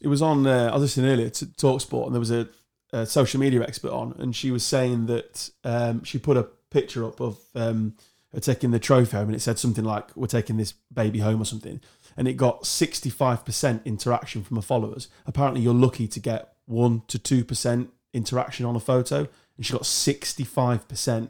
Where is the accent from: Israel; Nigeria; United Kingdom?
United Kingdom; England; I'm English, or British